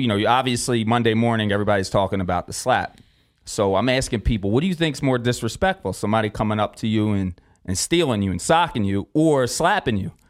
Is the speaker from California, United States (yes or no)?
no; Philadelphia, Pennsylvania, United States; moved away as an adult; now in Las Vegas, United States; I come from South Philly